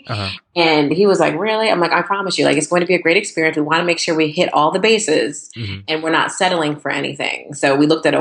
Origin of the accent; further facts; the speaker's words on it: Bolton, Connecticut, United States; moved away as an adult; also born or lived in New York; now in North Brunswick, United States; I was born and raised in Bolton, Connecticut.